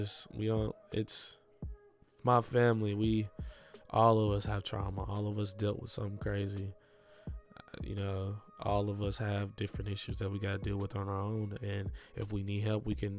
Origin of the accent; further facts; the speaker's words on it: Milan, Tennessee, United States; I grew up in Milan, Tennessee